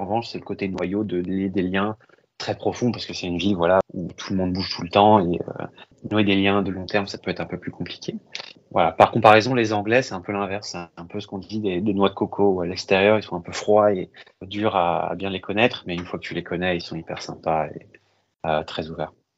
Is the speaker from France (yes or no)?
yes; Paris, Île-de-France, France; moved away as an adult; also born or lived in Berry / London / Toronto; now in New York, United States; j'ai grandi à Paris.